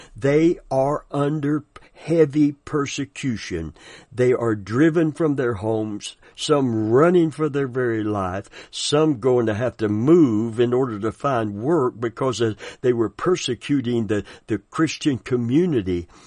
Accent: the South, United States; I'm from the South

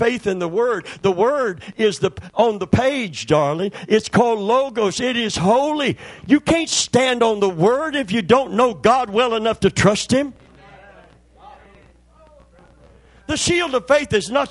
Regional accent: Kentucky, United States; moved away; I'm from Kentucky originally

